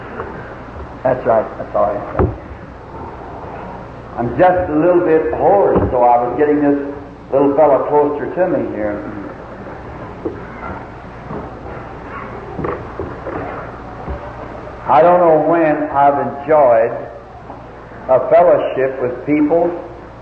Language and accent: English; the South, United States; Being a Southerner